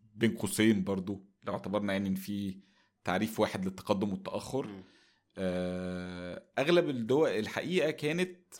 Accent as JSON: {"language": "Arabic", "country": "Egypt"}